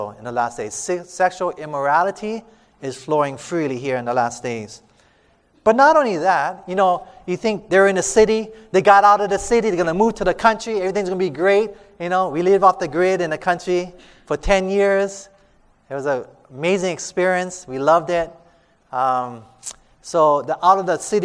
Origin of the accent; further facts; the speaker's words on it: Hawaii, United States; we're from Hawaii